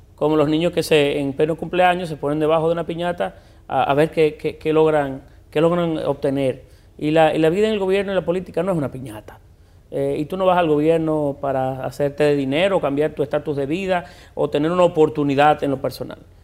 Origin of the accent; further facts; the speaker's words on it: Puerto Plata, Dominican Republic; moved away as an adult; now in Santo Domingo, Dominican Republic; yo siempre seguiré siendo puertoplateño. Eh, yo nací, yo crecí allí